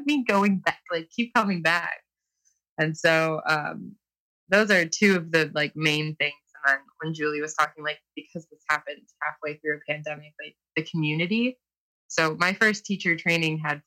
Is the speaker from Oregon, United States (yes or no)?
no; Toledo, Ohio, United States; I'm from Toledo, Ohio